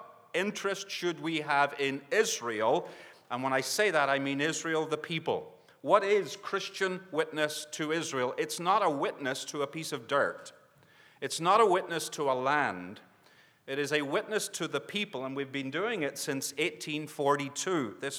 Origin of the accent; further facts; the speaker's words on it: Northern Ireland, United Kingdom; now in Northwest Arkansas, United States; I'm from Northwest Arkansas. And that's that is true. But my accent does go back a little further, although it's changing a lot, and you get like the people you're among. And so I'm becoming an American, originally from Northern Ireland